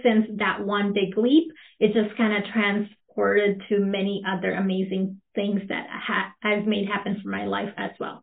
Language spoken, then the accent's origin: English; Philippines; English is a second language; also born or lived in Manila, Philippines / Princeton, Minnesota; now in Minnesota, United States; I'm a first-born immigrant. I grew up in the Philippines.